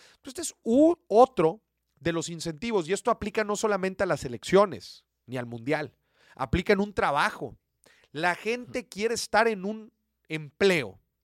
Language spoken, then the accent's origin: Spanish; Mexico